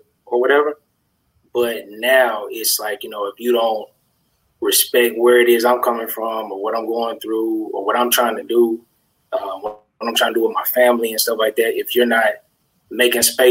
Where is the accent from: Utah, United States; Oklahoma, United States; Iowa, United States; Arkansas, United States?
Arkansas, United States; Little Rock; I'm from Little Rock, Arkansas